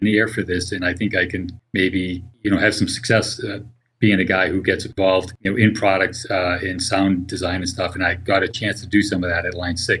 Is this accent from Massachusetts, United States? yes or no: yes; Boston, Massachusetts, United States; moved away as an adult; now in California, United States; I'm originally from the Boston area